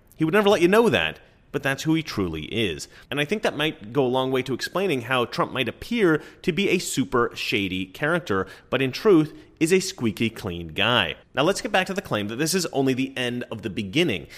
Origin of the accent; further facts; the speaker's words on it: Oregon, United States; I'm from Oregon